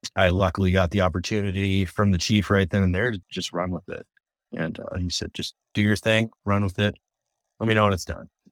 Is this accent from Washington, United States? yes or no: yes; Tacoma, Washington, United States; I grew up in Tacoma, Wash area